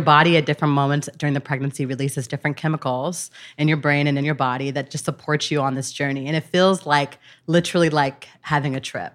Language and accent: English; Gardena, California, United States; I grew up in Los Angeles